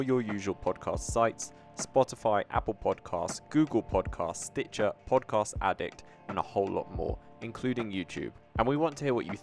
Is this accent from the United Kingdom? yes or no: yes; United Kingdom; I'm British